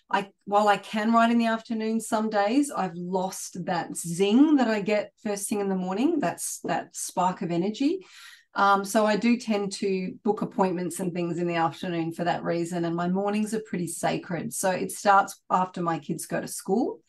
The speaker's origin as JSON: {"language": "English", "town": "Sydney", "region": "New South Wales", "country": "Australia", "tie": "born or raised there", "said": "I was born and raised in Sydney"}